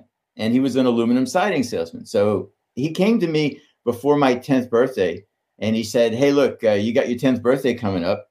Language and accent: English; Pittsburgh, Pennsylvania, United States; I grew up in Pittsburgh